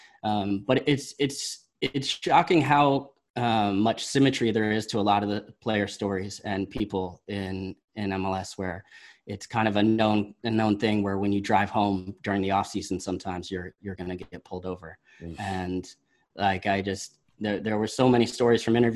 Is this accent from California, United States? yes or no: yes; Berkeley, California, United States; I grew up in Berkeley